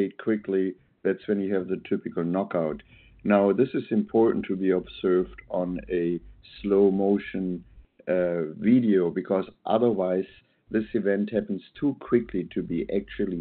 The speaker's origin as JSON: {"language": "English", "country": "Germany", "tie": "born or raised there", "moved": "yes", "lives_now": "Portland, United States", "said": "I'm born and raised in Germany, always studied biomechanical engineering"}